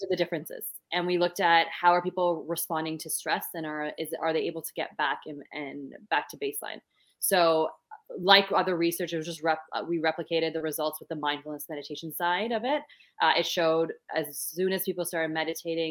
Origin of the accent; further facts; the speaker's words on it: Canada; I am from Canada, so don't have the beautiful accent that you all have.